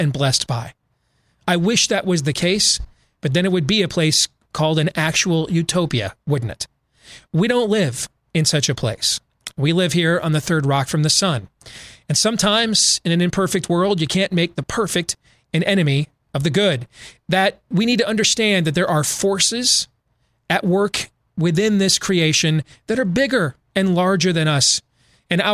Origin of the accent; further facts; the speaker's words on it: Iowa, United States; my home state